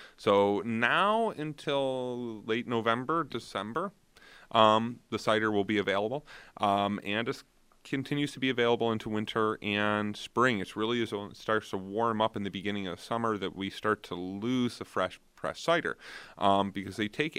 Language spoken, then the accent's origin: English; New York, United States; I'm from Niagara County, so I usually end up doing Cherry Bank and Blackman Farms.